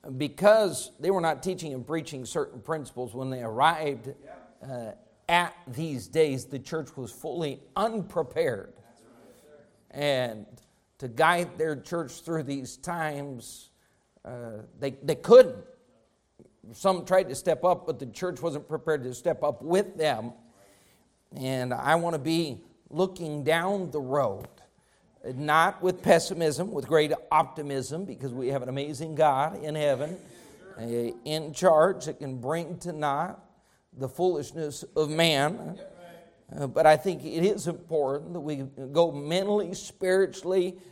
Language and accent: English; Rifle, Colorado, United States; as a young man growing up in Rifle, Colorado